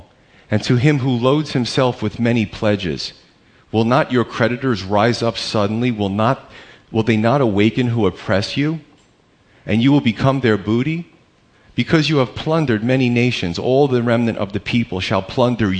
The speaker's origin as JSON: {"language": "English", "country": "United States", "said": "We're Americans"}